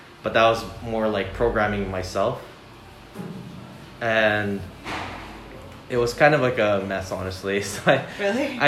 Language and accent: English; Maple Ridge, British Columbia, Canada; I come from Maple Ridge